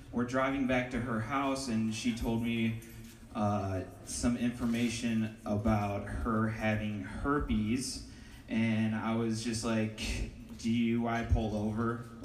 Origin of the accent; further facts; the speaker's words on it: Ohio, United States; It's nice to meet you. I, I'm from Ohio.